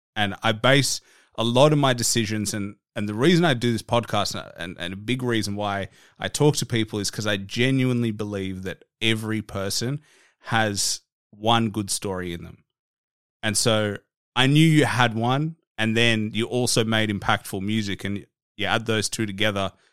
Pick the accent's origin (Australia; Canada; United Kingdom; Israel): Australia; I'm just an Aussie guy down in Australia, like, a world away